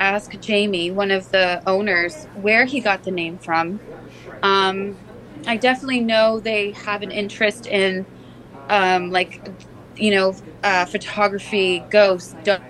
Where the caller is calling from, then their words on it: Niagara-on-the-Lake, Ontario, Canada; So I'm actually calling you from work. I'm in Niagara on the Lake.